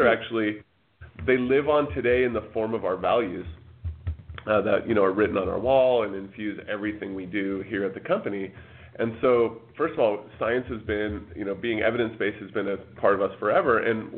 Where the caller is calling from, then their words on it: Bellevue, Washington, United States; I'm calling from Bellevue, Washington.